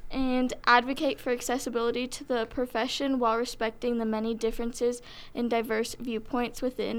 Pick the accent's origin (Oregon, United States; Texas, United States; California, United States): Oregon, United States; Mount Angel; I'm from Mount Angel, Oregon. I'm the secretary, and I grew up on a hazelnut farm.